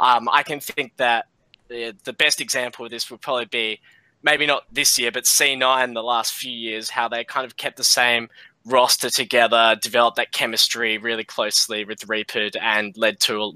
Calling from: Perth, Western Australia, Australia; accent: Australian; I'm calling from Perth in Australia.

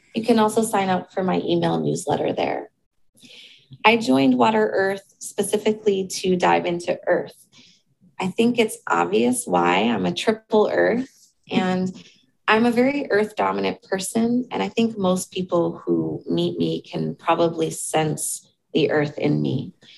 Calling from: Seoul, South Korea; I'm calling in from Seoul, South Korea.

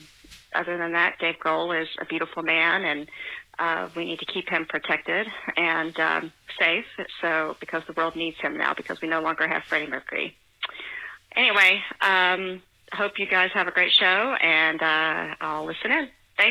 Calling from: Tennessee, United States; also born or lived in Virginia; I'm calling from Tennessee

